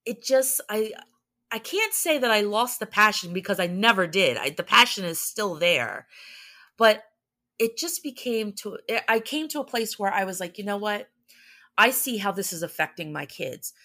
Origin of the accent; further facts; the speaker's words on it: New Jersey, United States; we're from Jersey